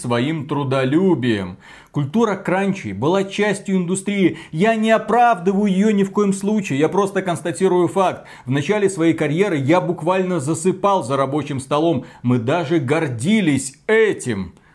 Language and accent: Russian; Belarus; как белорус